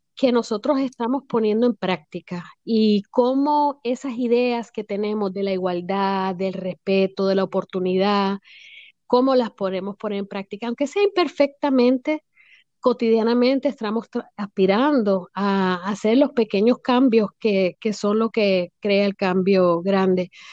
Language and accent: Spanish; Puerto Rico; also born or lived in United States / Washington area; now in Florida, United States; yo me crié en Puerto Rico, eh, nací en los Estados Unidos, pero me llevaron a la isla de muy bebé